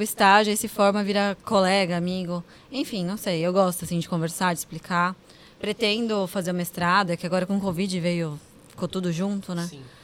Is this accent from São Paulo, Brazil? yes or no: yes; Santos, São Paulo, Brazil; voltei para cá, para minha terra